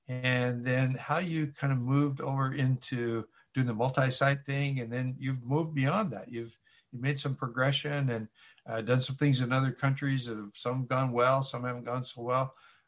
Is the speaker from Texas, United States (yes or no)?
no; Portland, Oregon, United States; moved away; also born or lived in Hawaii; I grew up in Portland, and that he's in the Portland area, and I lived in the Aloha State for a really long time.